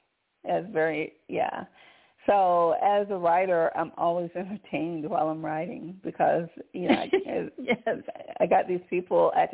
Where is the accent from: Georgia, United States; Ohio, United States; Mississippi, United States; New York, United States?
Georgia, United States; Conyers; I'm from Georgia. And I'm from Conyers, Georgia, but I've never been to Savannah, not yet.